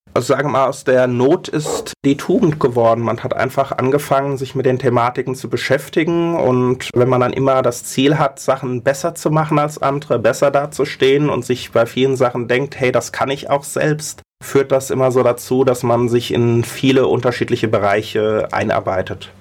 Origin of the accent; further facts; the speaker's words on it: Mainz, Rhineland-Palatinate, Germany; also born or lived in Berlin; eigentlich bin ich Mainzer